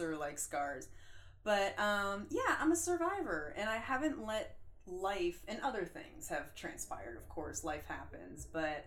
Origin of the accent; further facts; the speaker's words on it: New Jersey, United States; I grew up in New Jersey.